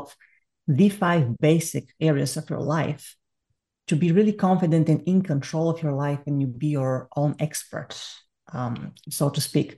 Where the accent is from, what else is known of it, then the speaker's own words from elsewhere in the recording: Bulgaria; accent: Bulgarian; English is a second language; moved away as an adult; I am Bulgarian, you can hear from my accent, I can't get rid of it to save my life